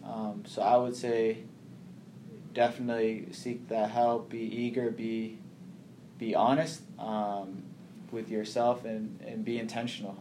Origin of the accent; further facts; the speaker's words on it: Boston, Massachusetts, United States; also born or lived in Kenya / Somalia / Nashville / Portland, Maine; grew up in Boston. Went through Boston public schools from, you know, elementary school all up until graduation, high school